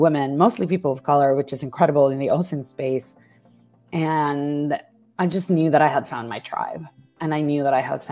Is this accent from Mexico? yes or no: yes; Mexico; moved away; I grew up as a Mexican woman